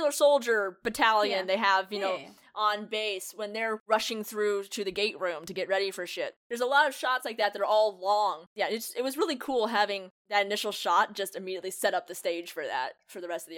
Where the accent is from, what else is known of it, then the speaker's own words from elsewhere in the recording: Ireland; It makes sense because I'm Irish, and every time somebody calls me Scottish, I want to strangle them.